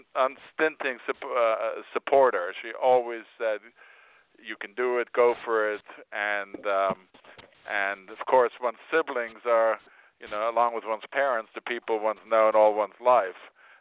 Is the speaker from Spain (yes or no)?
yes; Spain; I was born in Spain. My parents were expatriates who lived there, so I grew up eating a lot of Spanish food